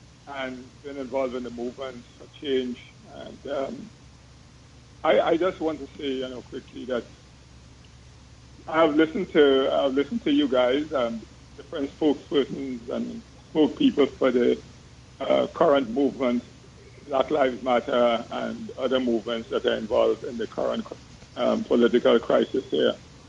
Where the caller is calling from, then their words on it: Hoboken, New Jersey, United States; I'm calling from Hoboken.